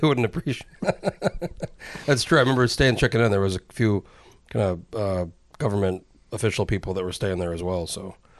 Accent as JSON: {"language": "English", "region": "New Mexico", "country": "United States", "tie": "born or raised there", "said": "I, I grew up in New Mexico"}